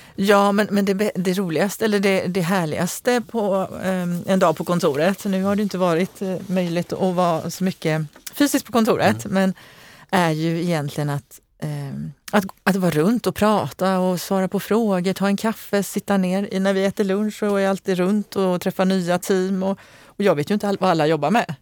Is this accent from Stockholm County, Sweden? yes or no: no; Eslöv, Skåne, Sweden; also born or lived in Lund / Kisa; now in Gothenburg, Sweden; jag kommer ursprungligen från Eslöv.